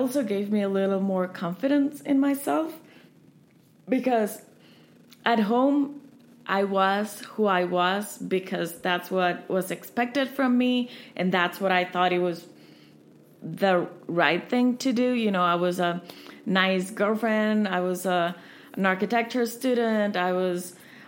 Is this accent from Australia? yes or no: no; Dominican Republic; accent: Dominican; moved away as an adult; also born or lived in Barcelona; even though I've been out of the Dominican Republic for so many years, I still talk very Dominican